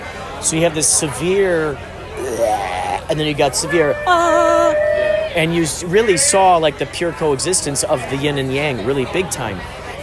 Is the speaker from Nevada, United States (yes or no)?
no; Los Angeles, California, United States; Oh, Los Angeles.